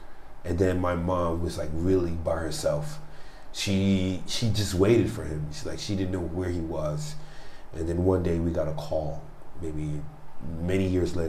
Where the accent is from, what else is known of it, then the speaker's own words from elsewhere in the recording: New York City, New York, United States; I was born in Brooklyn, New York.